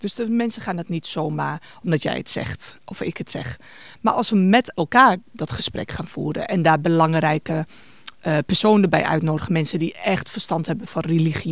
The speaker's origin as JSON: {"language": "Dutch", "town": "Winterswijk", "region": "Gelderland", "country": "Netherlands", "said": "bij ons in Winterswijk, organiseren mijn ouders elk jaar een iftar"}